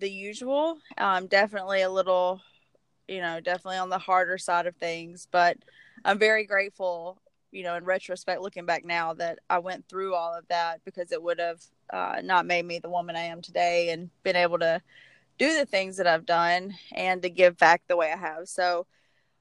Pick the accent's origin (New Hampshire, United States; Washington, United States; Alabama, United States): Alabama, United States; accent: Southern; I'm actually from Alabama